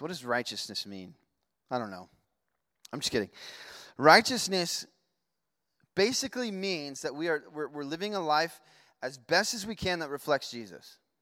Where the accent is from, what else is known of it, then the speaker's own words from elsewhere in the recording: Las Vegas, Nevada, United States; I grew up in Vegas